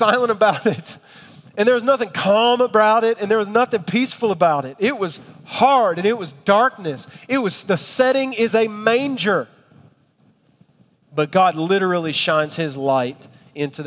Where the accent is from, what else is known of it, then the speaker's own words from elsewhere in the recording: Scottsboro, Alabama, United States; I was born and raised in Scottsboro, Alabama